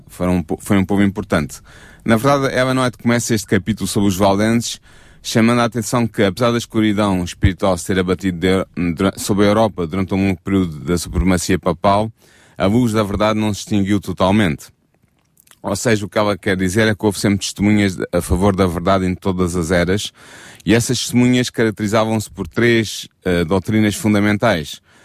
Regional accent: Portugal; nós como portugueses

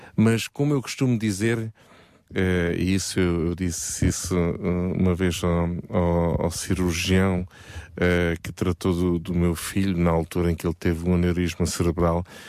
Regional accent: Portugal; Todos nós, como bons portugueses

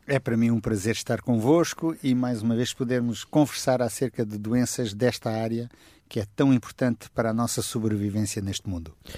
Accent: Setúbal, Portugal; eu sou da região de Setúbal, vivi lá, cresci lá

